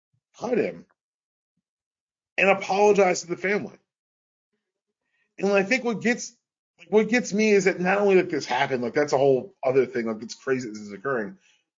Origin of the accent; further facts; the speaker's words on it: Georgia, United States; my hometown has played such a weird integral part